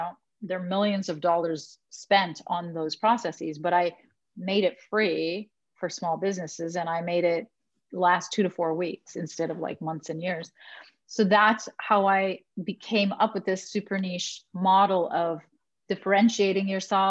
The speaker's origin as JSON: {"language": "English", "country": "Canada", "said": "I am Canadian. We're very nice."}